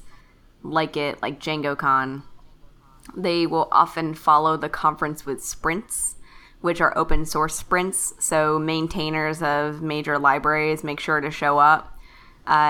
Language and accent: English; Kentucky, United States; I'm from Kentucky